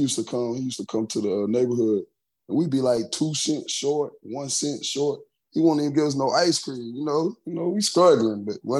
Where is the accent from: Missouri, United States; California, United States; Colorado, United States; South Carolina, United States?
South Carolina, United States; Oh, you don't know how the country is. See? Oh, see? It was just... I mean, everything was so small, so it was easy to get in tr